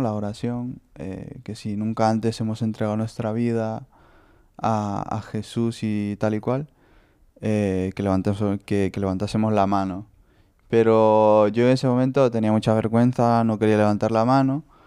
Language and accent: Spanish; Honduras; now in Lugo, Spain; Soy de Honduras y bueno, tengo 21 años.